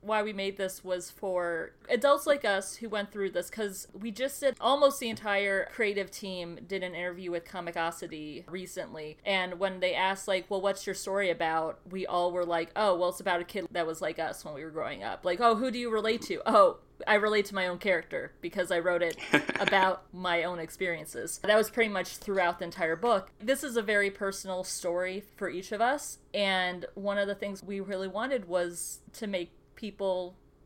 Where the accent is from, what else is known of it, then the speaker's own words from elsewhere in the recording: Brownsburg, Indiana, United States; moved away as an adult; also born or lived in Wisconsin / Lake Zurich, Illinois; now in Chicago, United States; I spent my childhood through third grade in Lake Zurich, Illinois. And then we moved to Brownsburg, Indiana. And I lived 20 years almost to the day in Indiana before moving to Chicago.